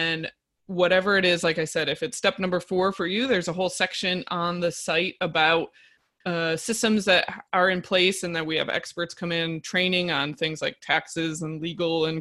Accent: upstate New York, United States; we're in upstate New York in my hometown

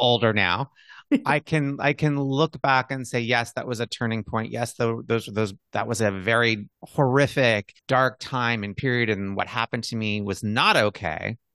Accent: Montana, United States; Having been a gay boy in the Midwest, growing up in Montana

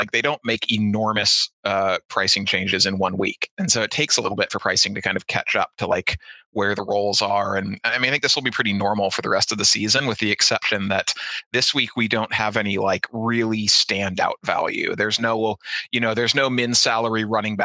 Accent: Santa Barbara, California, United States; also born or lived in Bay Area, California; I grew up in Santa Barbara

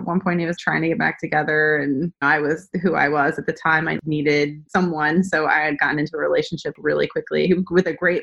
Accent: New Hampshire, United States; also born or lived in San Diego; now in Charlotte, United States; I grew up in New Hampshire

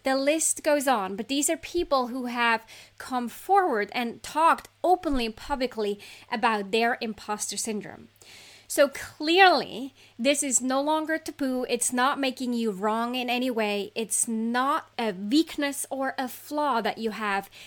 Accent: Switzerland; I grew up in Switzerland

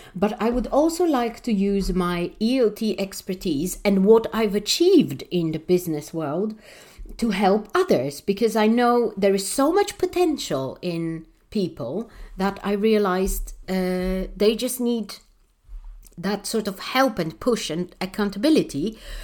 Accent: Warsaw, Masovian Voivodeship, Poland; I'm one of those people who grew up in a really underprivileged, uh, country, not maybe city because I, I come from Warsaw, so it's quite a big city

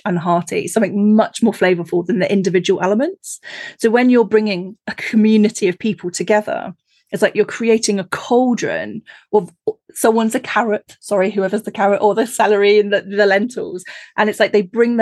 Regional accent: Cornwall, South West England, United Kingdom; I grew up in Cornwall

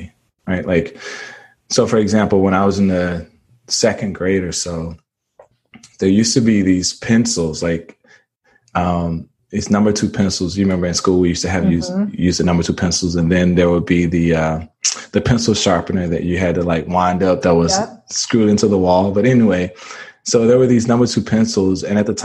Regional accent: Mississippi, United States; born and raised in Mississippi

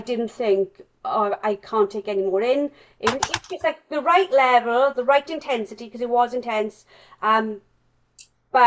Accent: Wales, United Kingdom; accent: strong Welsh; my strong Welsh accent

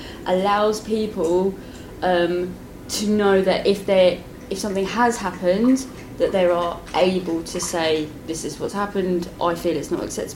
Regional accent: United Kingdom; Often we're British

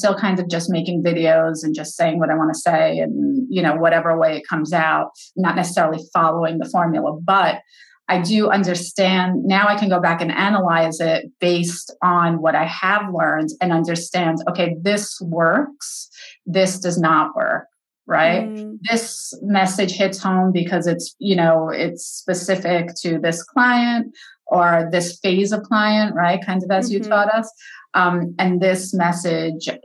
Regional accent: New York, United States; I'm a New Yorker

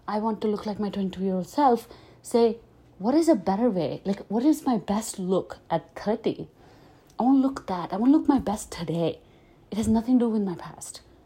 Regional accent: Delhi, India; I grew up in Delhi

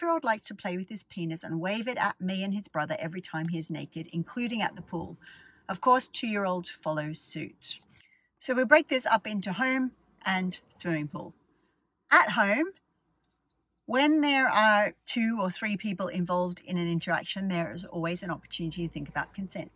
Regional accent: Australia; I grew up in Australia.

